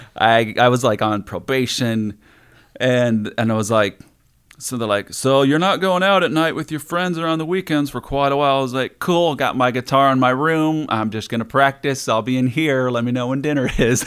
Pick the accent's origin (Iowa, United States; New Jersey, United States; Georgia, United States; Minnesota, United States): Iowa, United States; moved away as an adult; also born or lived in Las Vegas, Nevada; from Iowa